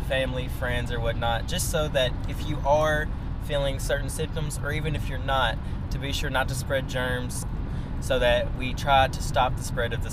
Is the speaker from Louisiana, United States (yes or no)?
no; West Tennessee, United States; accent: West Tennessee; also born or lived in Ukraine; I am a 20-year-old guy who lives in West Tennessee, as you can tell by my accent